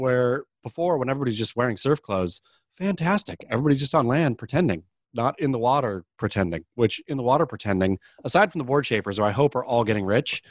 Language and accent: English; Oregon, United States; I mean, I suppose I grew up surfing in the Oregon coast.